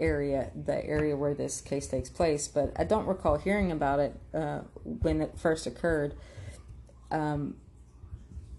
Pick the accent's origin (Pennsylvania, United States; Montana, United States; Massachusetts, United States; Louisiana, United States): Louisiana, United States; I am actually from Louisiana